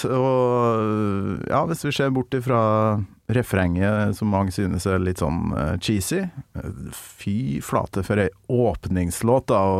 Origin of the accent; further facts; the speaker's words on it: Tønsberg, Vestfold, Norway; Tønsberg. Fra Tønsberg, ja.